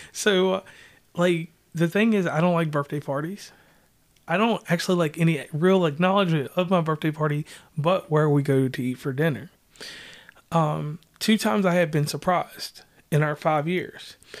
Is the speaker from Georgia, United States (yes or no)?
no; Virginia, United States; now in West Virginia, United States; I hail from Virginia, but I'm a West Virginian. I've been here so long that they call me West Virginian